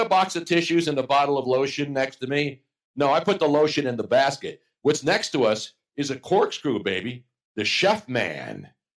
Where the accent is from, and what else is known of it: Philadelphia, Pennsylvania, United States